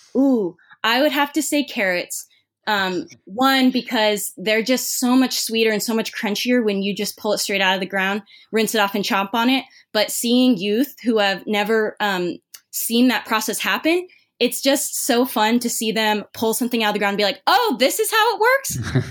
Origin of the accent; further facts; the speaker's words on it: Irvine, California, United States; moved away as an adult; also born or lived in Santa Cruz, United States; now in Los Angeles, United States; I grew up in Orange County in Irvine.